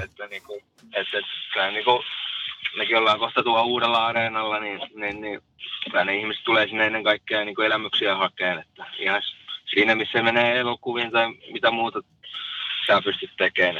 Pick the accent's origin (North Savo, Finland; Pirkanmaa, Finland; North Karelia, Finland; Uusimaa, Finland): Pirkanmaa, Finland; Tampere; synnyin tuolla Taussissa eräisenä toukokuisena päivänä